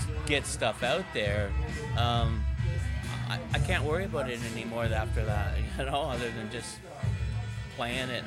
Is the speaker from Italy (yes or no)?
no; the Maritimes, Canada; being Canadian, and I'm a Maritimer